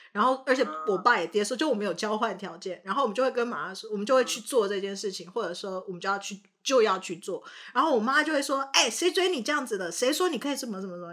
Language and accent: Chinese; Canada; also born or lived in Taiwan; 大家知道我是在加拿大长大的嘛？但是大家不晓得，就，就是我，我是在台湾出生，那在加拿大长大